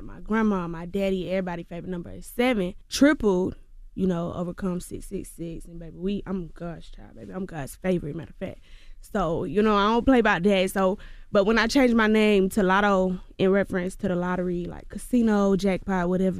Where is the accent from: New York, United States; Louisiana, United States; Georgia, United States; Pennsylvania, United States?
Georgia, United States; But, baby, I'm going to let you know I'm from Clayco. I'm going to let you know that. But to the masses, to the world, y'all probably never even heard of Clayco. So to the world, I'm from Atlanta.